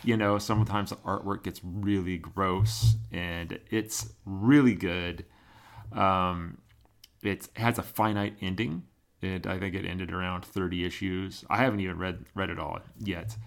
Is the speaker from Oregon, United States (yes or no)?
yes; Oregon, United States; born or raised there